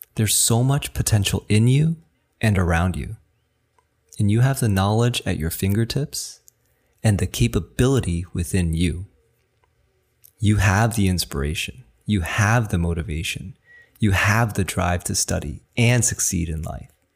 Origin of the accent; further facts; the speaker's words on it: New Jersey, United States; first language Chinese; English is a second language; even though I was born in, you know, New Jersey, I was raised speaking Chinese, and I went to school without a lick of English.